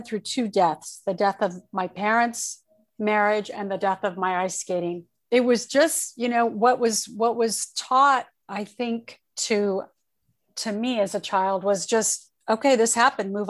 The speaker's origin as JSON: {"language": "English", "town": "Torrance", "region": "California", "country": "United States", "tie": "born or raised there", "also_born_or_lived": "Oakland, California / Redondo Beach, California / Hawthorne, California / Orange County, California", "said": "I was born in Oakland and I was raised, we moved from Oakland to Torrance, California, and I was raised in Southern California"}